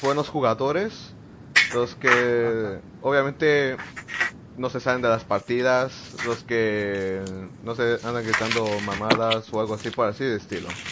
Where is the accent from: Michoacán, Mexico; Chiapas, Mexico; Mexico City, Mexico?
Chiapas, Mexico; Tuxtla Gutiérrez; soy de Tuxtla Gutiérrez